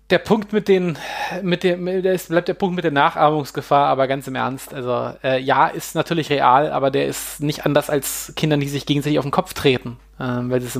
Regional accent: Hanover, Lower Saxony, Germany; Also ich als Hannoveraner, ich kenne ja, es gibt den Machwitz-Kaffee

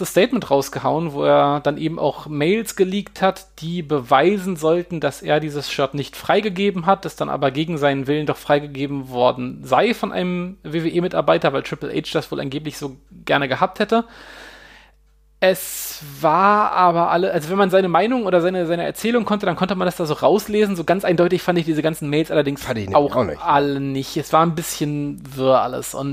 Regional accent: Hanover, Lower Saxony, Germany; Also ich als Hannoveraner, ich kenne ja, es gibt den Machwitz-Kaffee

